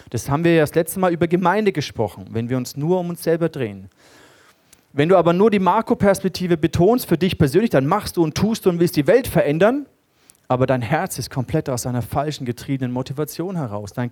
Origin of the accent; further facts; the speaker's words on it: Germany; Und äh, für uns ist es gar nicht so ein Begriff, Königtum und, und so. Das ist uns nicht nah als Deutsche.